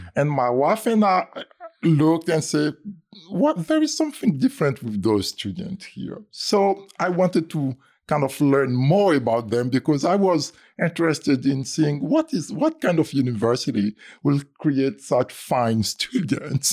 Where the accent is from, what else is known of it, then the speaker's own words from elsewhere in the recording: Côte d’Ivoire; moved away; I was born in the Ivory Coast, uh, in French, we say Côte d'Ivoire.